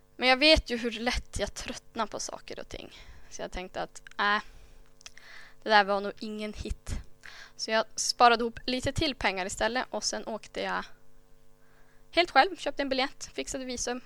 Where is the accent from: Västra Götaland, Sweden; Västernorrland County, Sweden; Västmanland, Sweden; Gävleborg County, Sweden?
Västernorrland County, Sweden; Myckelgensjö; jag föddes i Myckeljense för sådär 28 år sedan